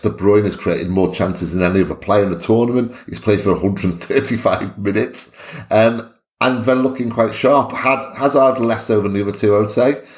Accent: Wales, United Kingdom; I'm Welsh

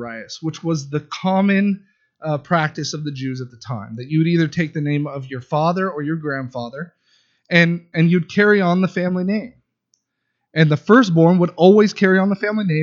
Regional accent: California, United States; moved away; I am from California

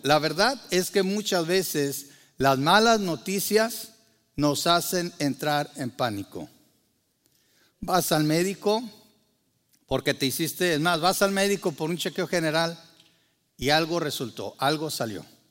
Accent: Mexico; Para muchos de nosotros que crecimos en México

